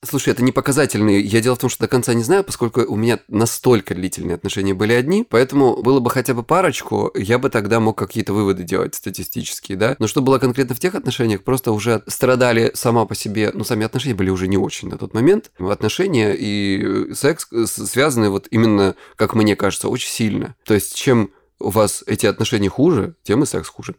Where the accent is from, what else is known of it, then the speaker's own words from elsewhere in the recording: Krasnodar Krai, Russia; я с Кубани